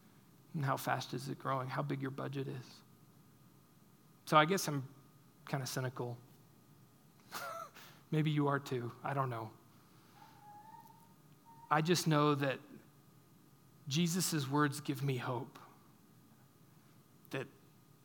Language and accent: English; United States; we as American Christians